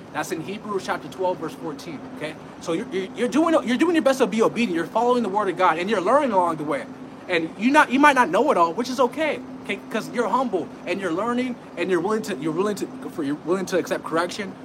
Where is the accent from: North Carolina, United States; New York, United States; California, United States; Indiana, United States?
California, United States; I'm from California